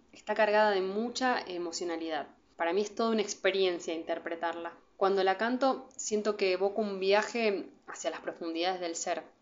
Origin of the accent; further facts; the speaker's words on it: south of Santa Fe, Argentina; Venimos de Rosario y de Venado Tuerto